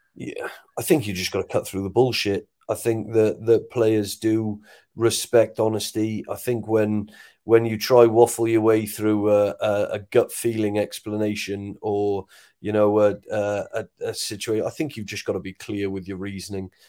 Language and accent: English; Wales, United Kingdom; as a Welshman